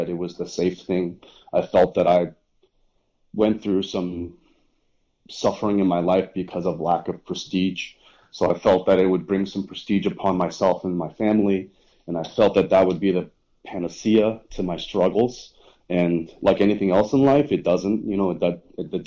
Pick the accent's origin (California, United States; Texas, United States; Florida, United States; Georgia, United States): Texas, United States; Dallas; I was born in Dallas, Texas